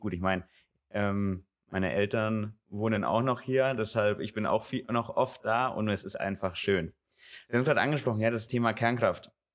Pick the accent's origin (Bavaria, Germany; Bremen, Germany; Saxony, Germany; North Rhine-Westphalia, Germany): Bavaria, Germany; Gundremmingen; In meiner Heimat, ich bin hier aufgewachsen in Gundremmingen